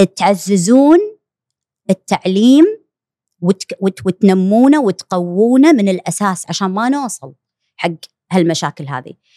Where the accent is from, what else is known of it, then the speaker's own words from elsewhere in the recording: Kuwait; عندنا بالكويت